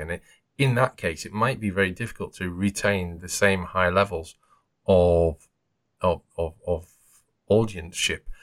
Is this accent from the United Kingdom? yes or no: yes; the north of England, United Kingdom; accent: Northern England; my accent is Northern England